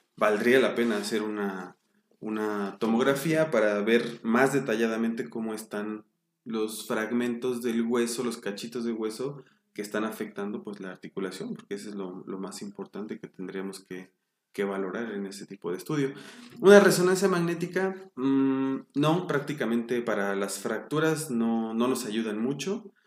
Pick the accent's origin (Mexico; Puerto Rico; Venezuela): Mexico; Mexico City; Yo nací en la Ciudad de México, en 1982